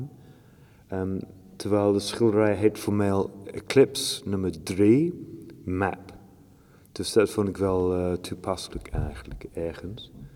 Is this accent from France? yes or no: no; Shropshire, West Midlands, United Kingdom; Dutch is a second language; moved away; Ik kom uit Shropshire